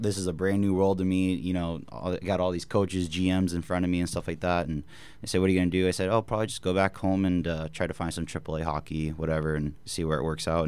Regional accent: Bakersfield, California, United States; moved away; also born or lived in Maryland; we kinda did a little back and forth from Bakersfield to Maryland, back to Bakersfield. Um, when I was four years old, we finally settled our roots there

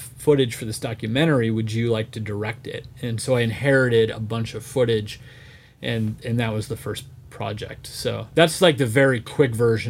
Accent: Florida, United States; I grew up in Florida, so we were always at Disney.

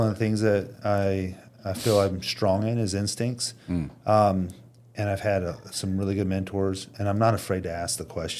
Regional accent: Indiana, United States; I'm from Indiana.

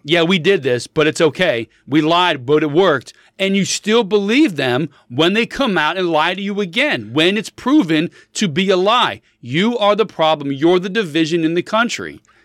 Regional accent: United States

